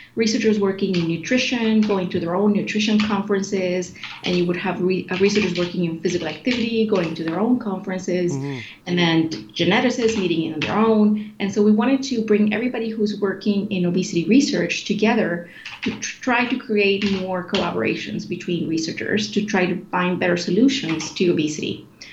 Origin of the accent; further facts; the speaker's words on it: Sweden; moved away as an adult; also born or lived in Chile; now in Canada; I moved to Sweden as a refugee when I was 10 years old. And grew up in Sweden in a very healthy country